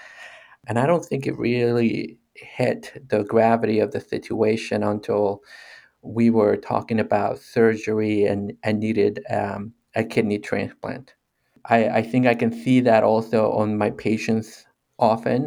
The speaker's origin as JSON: {"language": "English", "country": "Mexico", "tie": "born or raised there", "moved": "yes", "said": "growing up in Mexico"}